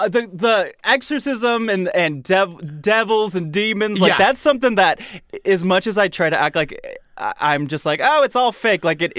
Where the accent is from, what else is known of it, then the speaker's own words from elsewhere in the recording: Michigan, United States; and I grew up in Michigan.